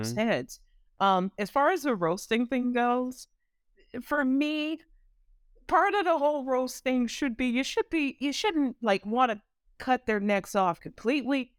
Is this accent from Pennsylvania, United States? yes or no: no; Maywood, Illinois, United States; growing up in Maywood, Illinois